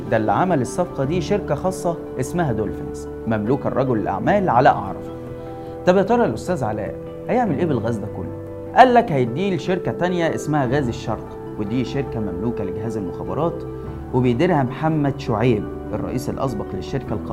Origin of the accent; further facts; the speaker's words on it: Egypt; عملته فينا احنا كمصريين